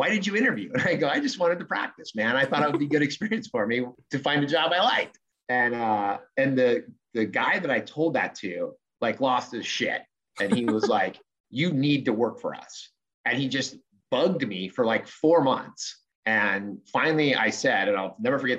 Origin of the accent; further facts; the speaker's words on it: Southern California, United States; Born and raised in Southern California, lived here my whole life